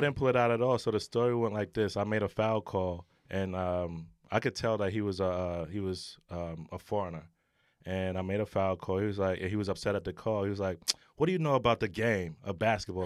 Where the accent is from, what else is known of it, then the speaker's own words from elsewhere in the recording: New York City, New York, United States; growing up in New York City, you know, playing basketball in the streets